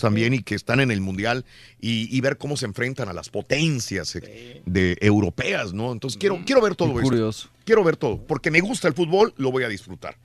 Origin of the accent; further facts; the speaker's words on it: Mexico; Soy mexicano, sigo a México.